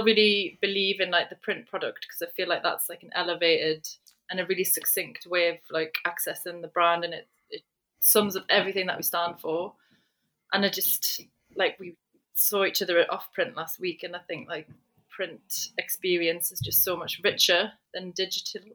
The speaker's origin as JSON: {"language": "English", "area": "just outside of Newcastle", "region": "North East England", "country": "United Kingdom", "tie": "born or raised there", "said": "I grew up in just outside of Newcastle in the northeast"}